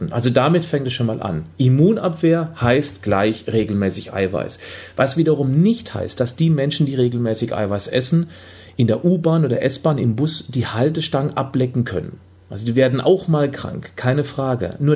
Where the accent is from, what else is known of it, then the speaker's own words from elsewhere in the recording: Freiburg, Baden-Württemberg, Germany; now in Hamburg, Germany; Ich komme ja ursprünglich aus Freiburg, der sonnigsten Region Deutschlands.